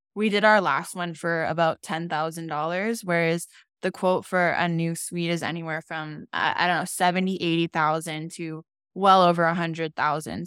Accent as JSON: {"language": "English", "town": "Calgary", "region": "Alberta", "country": "Canada", "tie": "born or raised there", "also_born_or_lived": "Europe", "said": "I've been here my entire life."}